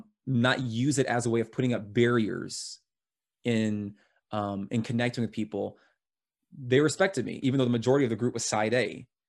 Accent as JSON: {"language": "English", "country": "United States", "said": "I'm American."}